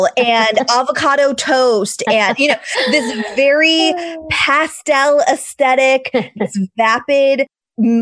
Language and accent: English; Massachusetts, United States; moved away as an adult; now in California, United States; I am from Massachusetts. I moved out to California 11 years ago with my high school sweetheart